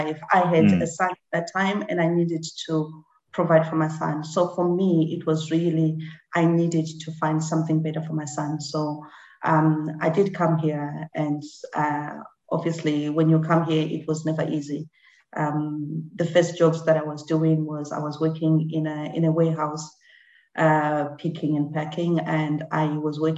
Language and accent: English; Harare, Zimbabwe; first language Shona; English is a second language; also born or lived in Masvingo, Zimbabwe; now in United Kingdom; I was born in Mbare.